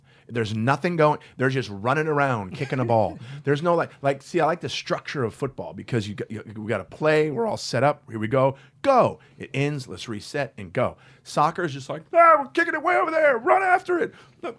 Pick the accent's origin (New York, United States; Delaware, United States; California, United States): California, United States; Santa Monica; also born or lived in Long Beach; I say I was born in L.A. They're like, oh, really? Where? I go, Santa Monica.